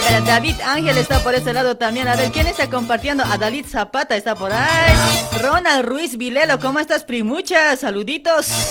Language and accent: Spanish; Luribay, La Paz, Bolivia; del Uribay, de mi pueblo